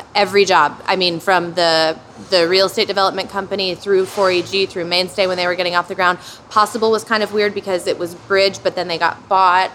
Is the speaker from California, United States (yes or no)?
no; Hamilton, Ohio, United States; Hamilton where I grew up, a sub a, like a not even a suburb of Cincinnati, a very small town between Dayton and Cincinnati, Ohio